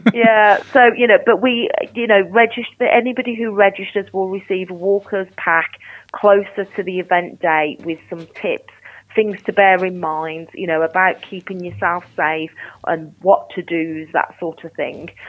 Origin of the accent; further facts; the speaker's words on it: Birmingham, West Midlands, United Kingdom; I'm a Brummie, I'm passionate about the city